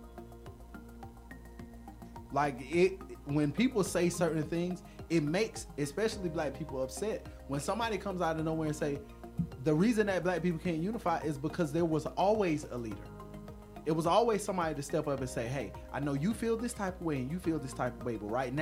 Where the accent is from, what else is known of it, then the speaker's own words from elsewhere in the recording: Florida, United States; I am from Florida